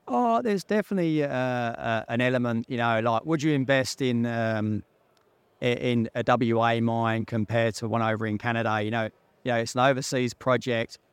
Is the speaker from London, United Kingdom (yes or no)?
yes; London, United Kingdom; accent: Pommy; moved away; I grew up in North London